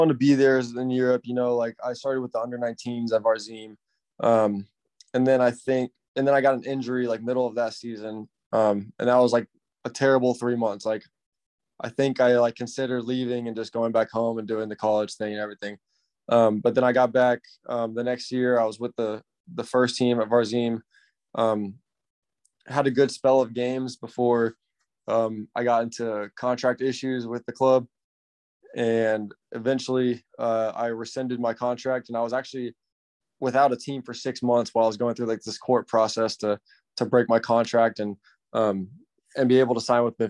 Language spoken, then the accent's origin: English; Plano, Texas, United States; born or raised there; moved away; also born or lived in Portugal